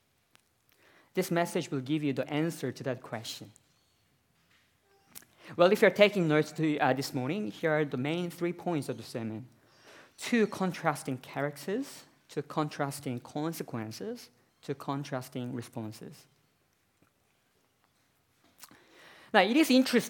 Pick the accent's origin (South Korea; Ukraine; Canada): South Korea; now in Australia; I'm from South Korea myself